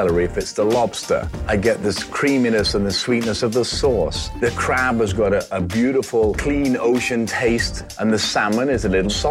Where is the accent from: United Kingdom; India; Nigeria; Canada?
United Kingdom; England; I'm from England